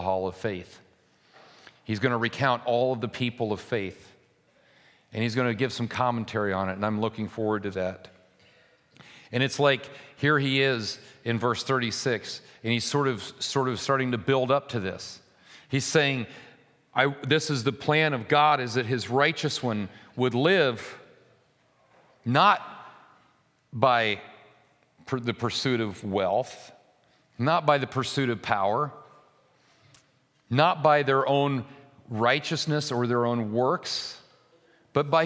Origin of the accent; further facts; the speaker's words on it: United States; We live in an anomaly as American Christians